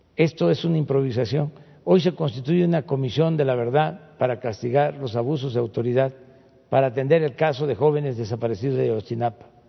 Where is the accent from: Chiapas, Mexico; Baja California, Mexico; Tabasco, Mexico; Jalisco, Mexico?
Tabasco, Mexico; Tepetitán; desde mi pueblo, desde Tepetitán